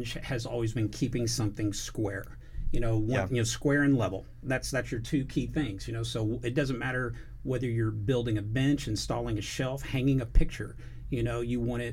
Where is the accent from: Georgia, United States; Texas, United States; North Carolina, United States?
Texas, United States; Katy; also born or lived in Gonzales, Texas; I grew up in Katy, Texas, near Houston